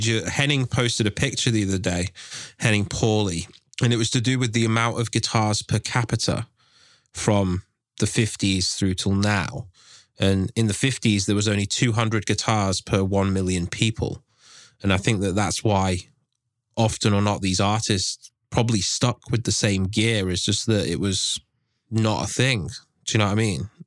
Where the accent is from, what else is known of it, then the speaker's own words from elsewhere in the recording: England, United Kingdom; I'm from England